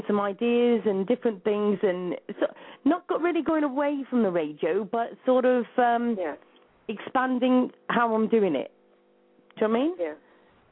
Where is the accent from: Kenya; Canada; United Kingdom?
United Kingdom; I'm British